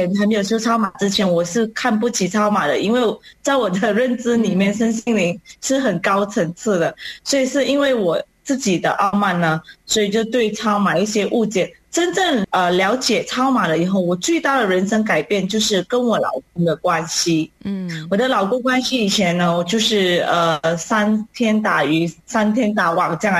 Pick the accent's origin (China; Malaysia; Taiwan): Malaysia; 我是来自马来西亚的